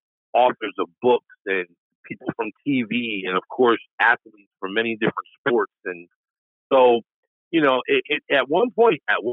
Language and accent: English; upstate New York, United States; also born or lived in Washington State; being a New Yorker, upstate New Yorker